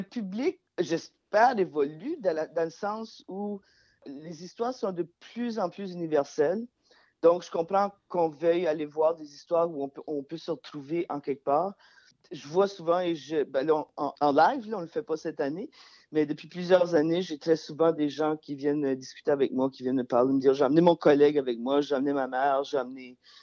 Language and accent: French; Acadia, Canada; now in Montreal, Canada; je viens pas du, Québec, je viens de l'Acadie